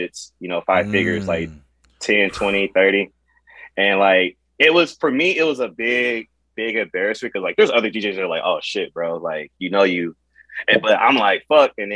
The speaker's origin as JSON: {"language": "English", "town": "Cleveland", "region": "Ohio", "country": "United States", "tie": "born or raised there", "said": "I'm from Cleveland, Ohio, you know, the capital of Ohio."}